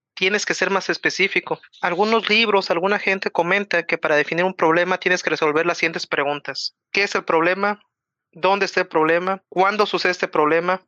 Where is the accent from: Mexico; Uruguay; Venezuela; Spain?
Mexico; Mexico City; que soy de la Ciudad de México